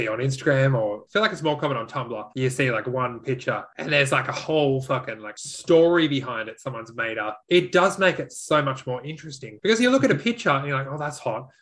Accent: Australia

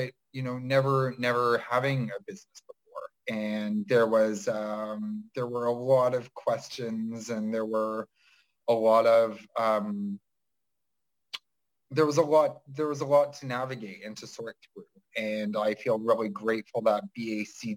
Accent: Toronto, Ontario, Canada; also born or lived in Durham Region, Ontario; I was born and raised in Toronto

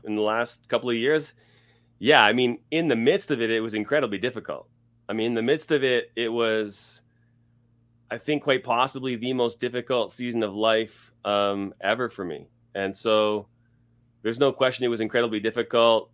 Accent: Scarborough, Ontario, Canada; moved away as an adult; also born or lived in Toronto area / London, Ontario / Los Angeles, California; now in Edmonton, Canada; I was born and raised in Scarborough, Ontario

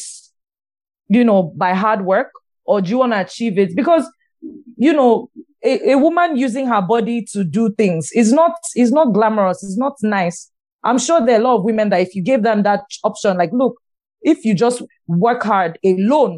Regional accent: Nigeria; Nigerian women

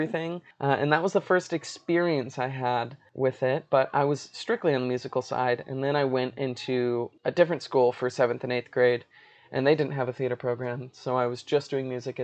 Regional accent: Los Angeles, California, United States; also born or lived in North Dakota; now in Chicago, United States; I was born in North Dakota, but moved to the LA Orange County area when I was like 4.5 or 5

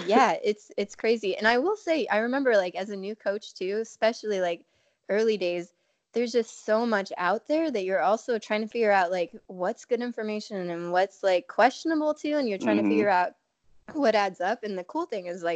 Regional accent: Alaska, United States; I grew up in Alaska

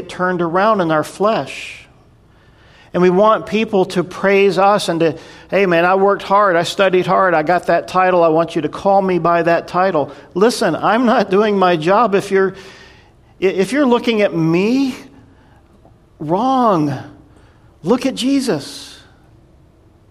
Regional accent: North Carolina, United States; I grew up in North Carolina, and I grew up in the Southern Baptist church

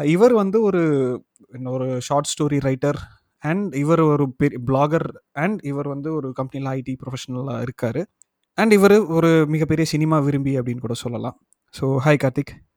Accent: Palani, Tamil Nadu, India; பழனியில் பிறந்து வளர்ந்தேன்

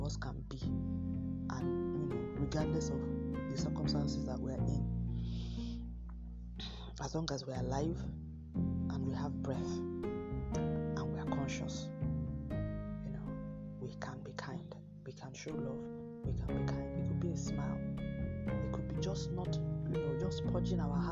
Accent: Nigeria; accent: Nigerian English; my home country, Nigeria

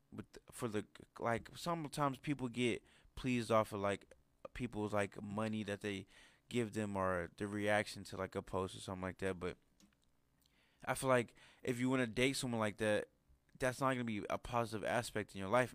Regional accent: United States; us Americans

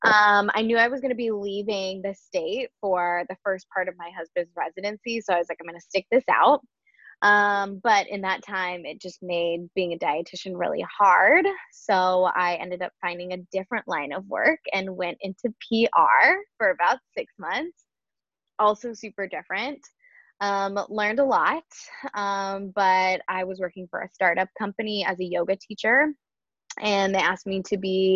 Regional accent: Nebraska, United States; moved away as an adult; also born or lived in Boston; now in Portland, United States; I'm a registered dietitian born and raised in Nebraska

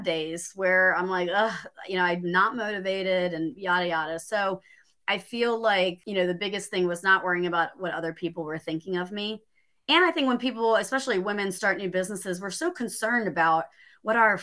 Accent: Maryland, United States; now in Greenville, United States; I'm originally from Maryland, and I was living in a town

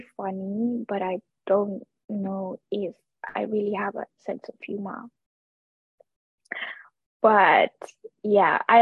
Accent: Kenya; I am a fourth generation Kenyan. I think that is something that I take a lot of pride in. Obviously, I'm of Indian descent, but all of my formative experiences have been in Kenya

